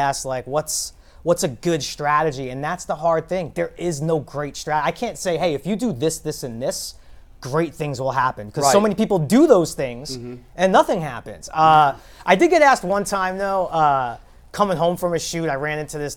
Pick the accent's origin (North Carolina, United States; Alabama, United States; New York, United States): New York, United States; New York City; moved away as an adult; also born or lived in Los Angeles, United States; now in Cleveland, United States; I grew up in Brooklyn